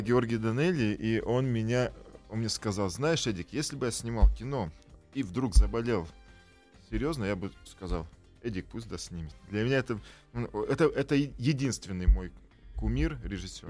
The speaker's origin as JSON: {"language": "Russian", "town": "Tyrnyauz", "region": "Kabardino-Balkaria", "country": "Russia", "tie": "born or raised there", "also_born_or_lived": "Tbilisi, Georgia", "moved": "yes", "said": "Я города Тырнаус, Кабардино-Балкарии. Э, что в Кабардино-Балкарии. Я там родился, но каждое лето я был в, жил в, Тбили, в Тбилиси"}